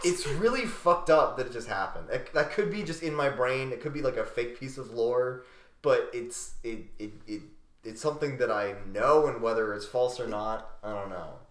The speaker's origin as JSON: {"language": "English", "region": "Central Pennsylvania", "country": "United States", "tie": "born or raised there", "said": "growing up in Central PA"}